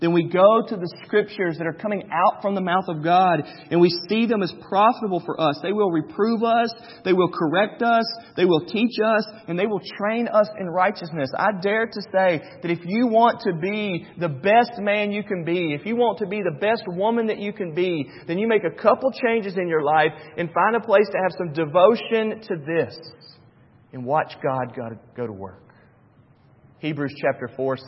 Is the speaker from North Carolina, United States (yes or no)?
yes; Charlotte, North Carolina, United States; When I was a kid growing up in Charlotte, North Carolina, my grandparents had season tickets to the Charlotte Hornets